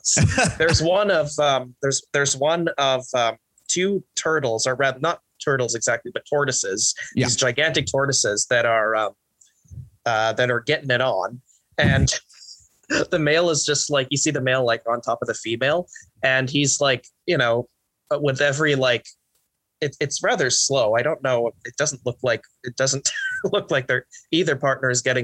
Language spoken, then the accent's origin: English; Montreal, Quebec, Canada; I grew up in Montreal, which is a very urban, industrialized city